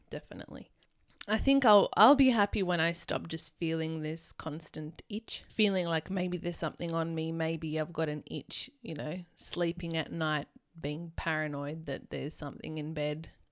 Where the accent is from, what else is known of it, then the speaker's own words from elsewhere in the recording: Canberra, Australian Capital Territory, Australia; where we grew up in Canberra